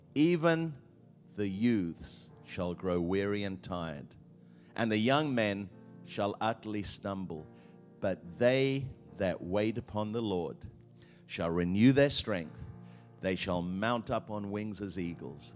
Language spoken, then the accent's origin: English; England, United Kingdom; I grew up in England